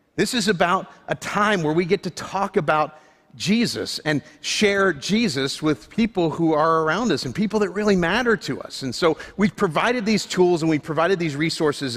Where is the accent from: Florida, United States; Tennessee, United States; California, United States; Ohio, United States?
Florida, United States; I grew up in Florida